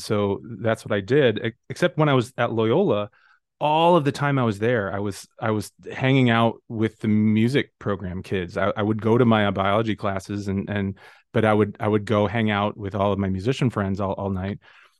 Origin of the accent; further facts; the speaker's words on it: Oswego, Illinois, United States; So I grew up in the Chicago suburbs as well, a different suburb than where I'm at right now, a town called Oswego.